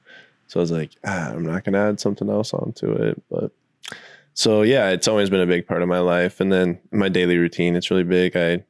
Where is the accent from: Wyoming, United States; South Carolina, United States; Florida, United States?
Wyoming, United States; I grew up in Wyoming, man.